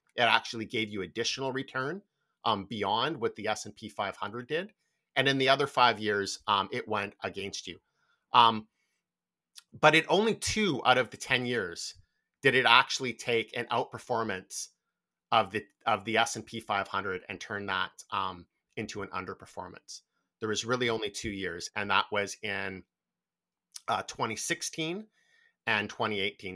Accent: Canada; particularly for Canadians

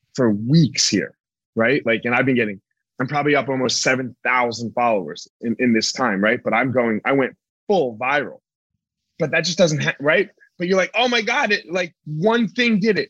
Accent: East Coast, United States; I grew up on the East Coast.

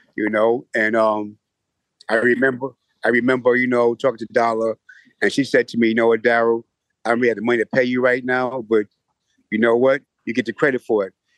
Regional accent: New York City, New York, United States; Growing up in the Hollis area

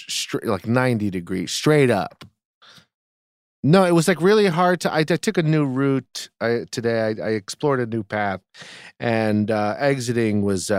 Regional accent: East Coast, United States; I grew up on the East Coast. I've never not seen snow.

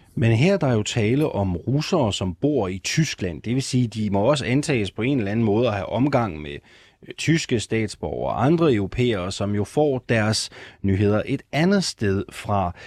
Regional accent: Jutland, Denmark; Jeg er jyde

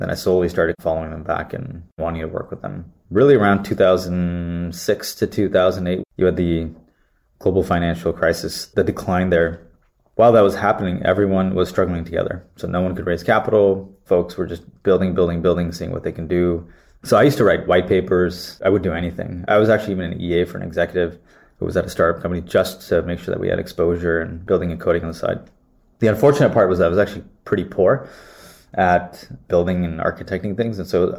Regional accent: Santa Clara, California, United States; So I was born and raised in California, Santa Clara

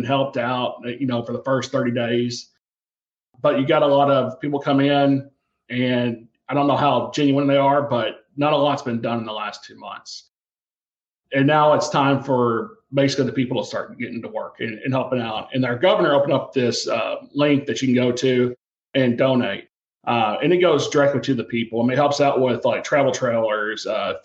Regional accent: the South, United States; I grew up in the South, you know, so we've been around tornadoes.

